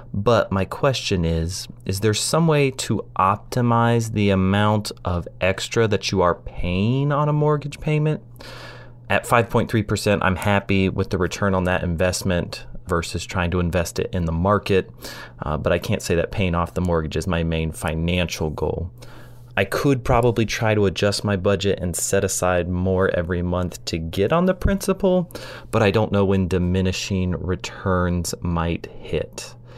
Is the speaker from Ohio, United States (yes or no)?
yes; Ohio, United States; Hey guys, this is …. I'm a CPA from Ohio